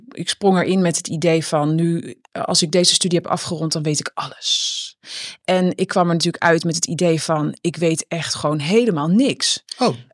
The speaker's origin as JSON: {"language": "Dutch", "country": "Netherlands", "tie": "born or raised there", "said": "ik ben natuurlijk opgegroeid in de Nederlandse cultuur."}